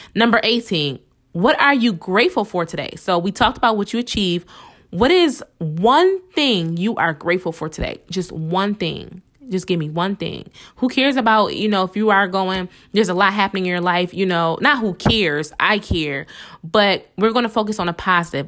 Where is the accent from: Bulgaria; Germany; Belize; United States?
United States; Buffalo, New York; I'm from Buffalo, New York.